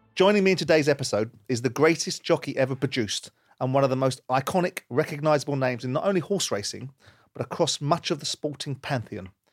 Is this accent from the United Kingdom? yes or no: yes; London, United Kingdom; I come from South London. I was brought up with a certain outlook